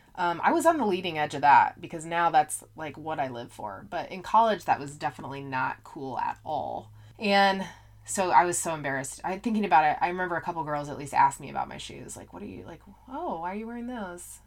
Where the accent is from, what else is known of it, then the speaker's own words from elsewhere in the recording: Indiana, United States; also born or lived in Colorado; I am from Indiana, so a lot of my friends in high school went to I U, Purdue